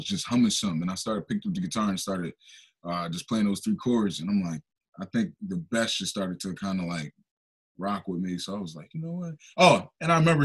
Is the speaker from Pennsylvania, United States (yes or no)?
yes; Darby, Pennsylvania, United States; also born or lived in West Philadelphia / South Philadelphia / East Oak Lane, Philadelphia; I grew up in Derby most of my life